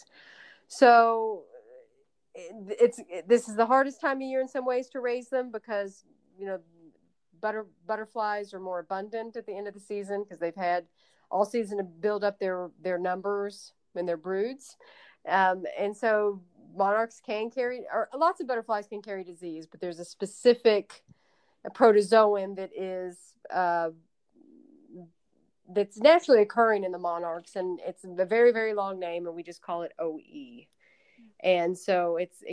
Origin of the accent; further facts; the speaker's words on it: Louisville, Kentucky, United States; I am from Louisville